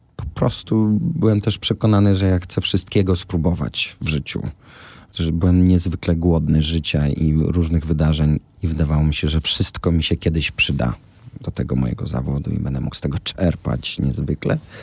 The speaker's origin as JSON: {"language": "Polish", "town": "Łódź", "region": "Łódź Voivodeship", "country": "Poland", "tie": "born or raised there", "moved": "yes", "lives_now": "Warsaw, Poland", "said": "Ten fortepian stał zawsze w naszym mieszkaniu w Łodzi. Ja się ona się z nim wychowała, później ja się z nim wychowałem"}